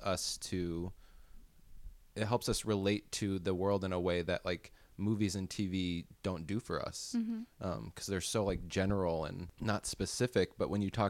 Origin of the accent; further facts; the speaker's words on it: Illinois, United States; now in Los Angeles, United States; I'm from Illinois